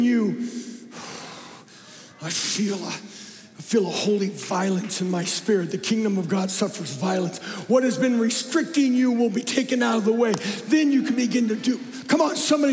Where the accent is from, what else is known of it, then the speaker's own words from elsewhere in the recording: Phoenix, Arizona, United States; moved away as an adult; also born or lived in Oakhurst, California; I'm a city boy. I don't know how in the world I got there. I'm from Phoenix Metroplex